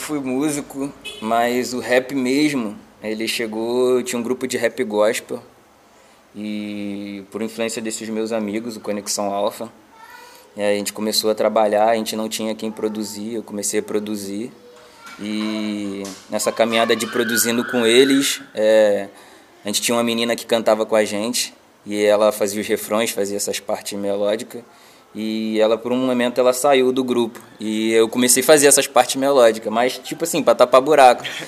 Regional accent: Nova Iguaçu, Rio de Janeiro, Brazil; sou do Rio de Janeiro, Baixada Fluminense, Austin, Nova Iguaçu

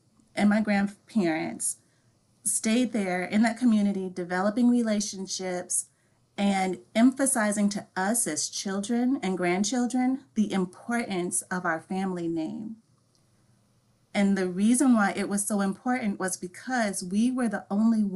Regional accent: Wisconsin, United States; I actually grew up on a farm in Wisconsin in an Amish community.

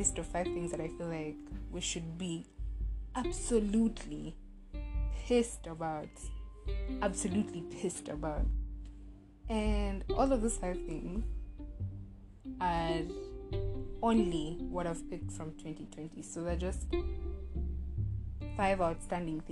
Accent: Kenya; as a Kenyan

